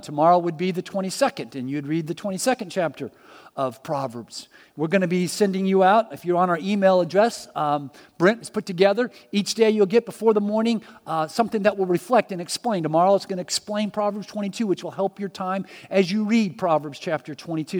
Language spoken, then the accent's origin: English; Miami, Florida, United States; I was born in Miami